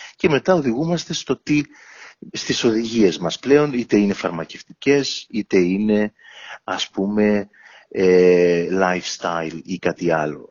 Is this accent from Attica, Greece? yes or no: no; Ierapetra, Crete, Greece; moved away as an adult; also born or lived in Athens, Greece / Heraklion, Greece; now in London, United Kingdom; μεγάλωσα στην Ιερά Πέτρα τα πρώτα μου 18 χρόνια